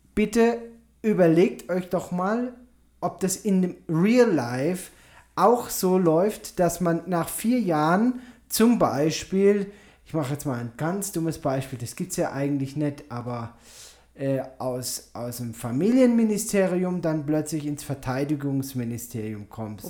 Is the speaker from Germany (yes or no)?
yes; Germany; moved away; bei uns in Deutschland